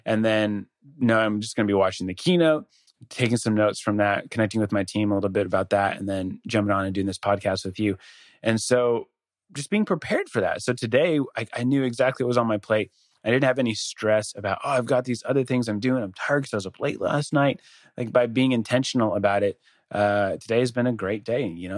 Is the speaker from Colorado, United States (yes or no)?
yes; Denver, Colorado, United States; moved away; I'm from Denver originally.